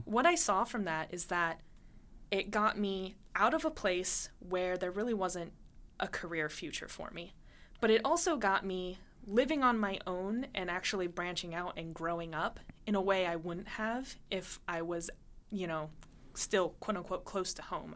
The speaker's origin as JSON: {"language": "English", "region": "Montana", "country": "United States", "tie": "born or raised there", "moved": "yes", "said": "I grew up in Montana"}